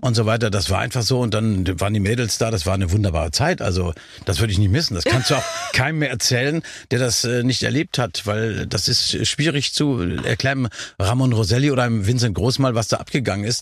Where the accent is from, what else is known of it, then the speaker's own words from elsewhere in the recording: Nordhorn, Lower Saxony, Germany; now in Berlin, Germany; Nordhorn werde ich natürlich nie leugnen, meine Heimat, meine Klar. Geburtsstadt.